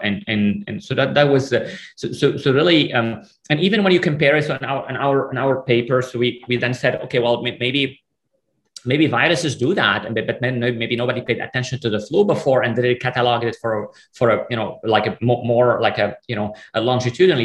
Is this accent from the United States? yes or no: no; Lebanon; moved away; I came from Lebanon, you know, from a sort of a, a country, there's a war. I mean, I grew up in the middle of the civil war